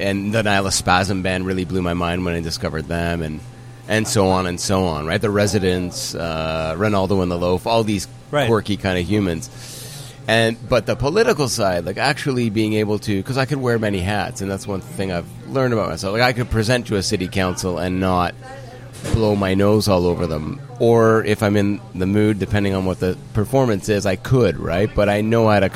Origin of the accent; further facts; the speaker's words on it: Brampton, Ontario, Canada; I ran a parade of noises for about 6 years in my hometown of Brampton